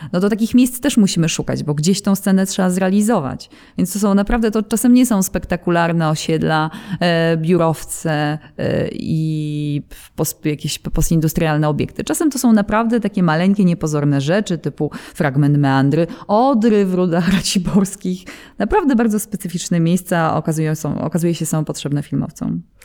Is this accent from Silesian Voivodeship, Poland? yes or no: yes; Katowice, Silesian Voivodeship, Poland; mając siedzibę w Katowicach i pomimo tego, że jesteśmy stąd, mieszkamy tutaj